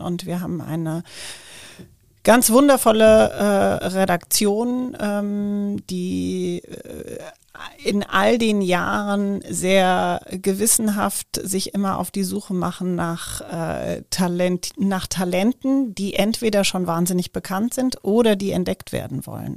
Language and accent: German; Frankfurt, Hesse, Germany; ich komme gebürtig aus Frankfurt